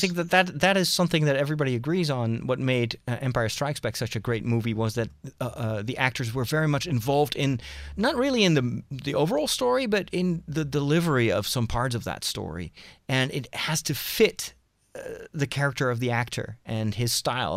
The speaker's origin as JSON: {"language": "English", "country": "Netherlands", "said": "I'm from the Netherlands"}